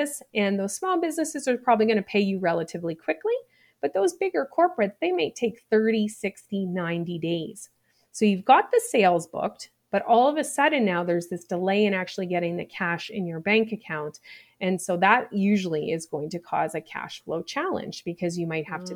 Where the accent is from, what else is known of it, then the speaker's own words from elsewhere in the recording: Nova Scotia, Canada; I grew up in Nova Scotia in a small place